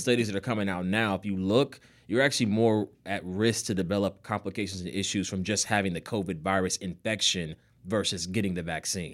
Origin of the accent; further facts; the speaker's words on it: Nigeria; being Nigerian, I see a lot of Nigerian patients